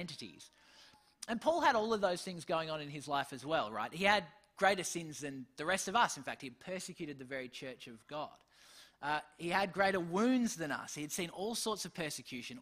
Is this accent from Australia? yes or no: yes; Australia; I'm still an Australian, I still have parents